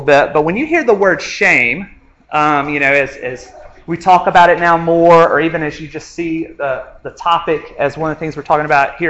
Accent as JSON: {"language": "English", "region": "a little town in North Alabama", "country": "United States", "moved": "as an adult", "lives_now": "Montgomery, United States", "said": "I'm from a little town in North Alabama called Aniana"}